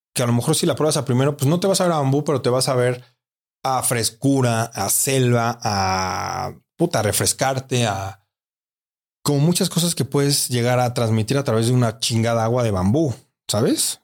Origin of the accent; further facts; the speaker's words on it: Mexico; aquí en mi país